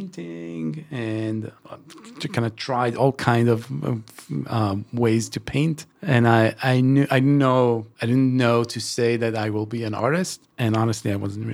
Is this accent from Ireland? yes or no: no; Israel; moved away as an adult; I'm originally from Israel, and I relocated almost 12 years ago